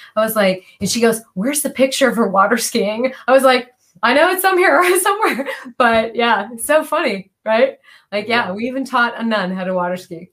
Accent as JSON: {"language": "English", "region": "Michigan", "country": "United States", "tie": "born or raised there", "moved": "yes", "lives_now": "California, United States", "said": "I grew up in Michigan"}